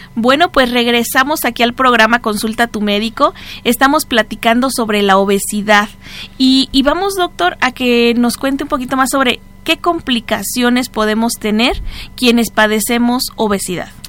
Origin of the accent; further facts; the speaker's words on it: Mexico; nosotros como raza, aquí como mexicanos